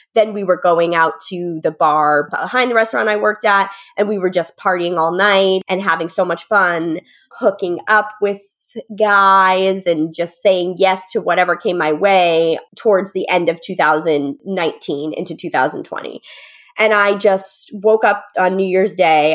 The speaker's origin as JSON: {"language": "English", "region": "Connecticut", "country": "United States", "also_born_or_lived": "New York City", "moved": "as an adult", "lives_now": "New York, United States", "said": "I'm from Connecticut"}